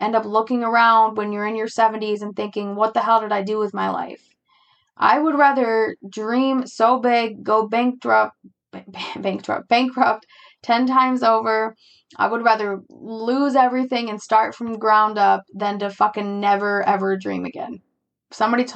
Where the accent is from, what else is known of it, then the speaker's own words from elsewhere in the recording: United States; I'm an American